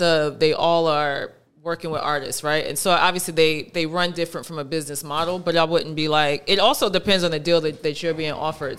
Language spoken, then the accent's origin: English; New York, United States; I'm from New York